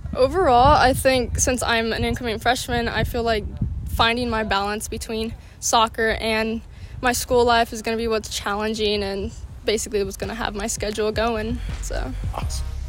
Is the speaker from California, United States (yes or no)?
yes; Torrance, California, United States; i'm from torrance california